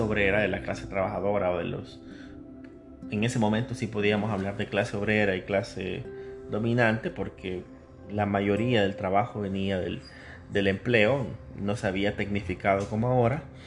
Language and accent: Spanish; El Salvador